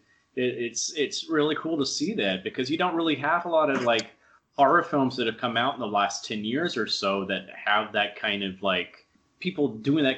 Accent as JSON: {"language": "English", "town": "Huntsville", "region": "Alabama", "country": "United States", "tie": "born or raised there", "said": "my hometown in Huntsville, Alabama"}